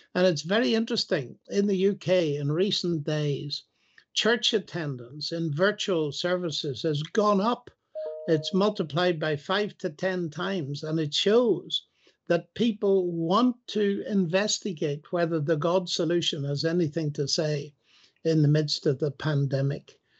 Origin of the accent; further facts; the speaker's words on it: Northern Ireland, United Kingdom; I come from Northern Ireland